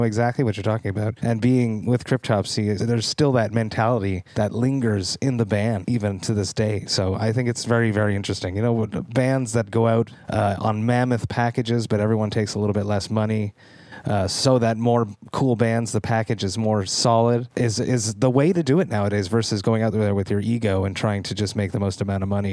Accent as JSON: {"language": "English", "town": "Deux-Montagnes", "region": "Quebec", "country": "Canada", "lives_now": "Montreal, Canada", "said": "I'm from Two Mountains, which is just outside of Montreal. And there was a very big, there still is a little bit now, English population. So I am an Anglophone Quebecer from Montreal."}